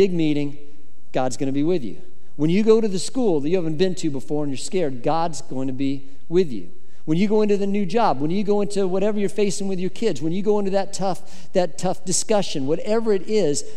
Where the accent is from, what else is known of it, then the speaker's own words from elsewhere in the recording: Colorado, United States; I grew up in Colorado